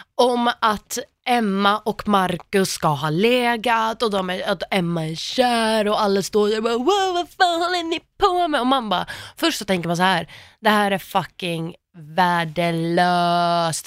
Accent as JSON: {"language": "Swedish", "town": "Gällivare", "region": "Norrbotten County", "country": "Sweden", "said": "jag kommer från Gällivare"}